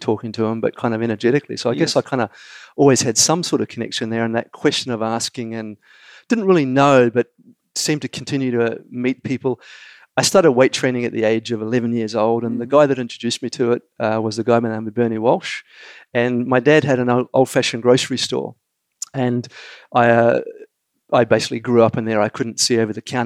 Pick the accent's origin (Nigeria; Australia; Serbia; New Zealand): New Zealand; being a Kiwi, we're a small nation.